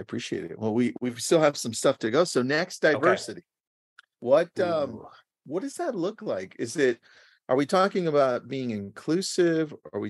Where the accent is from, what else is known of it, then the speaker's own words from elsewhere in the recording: Los Angeles, California, United States; I was just born in Los Angeles. So I usually say I'm American and the people ask, where are you from? I'm like, oh, my parents are Mexican.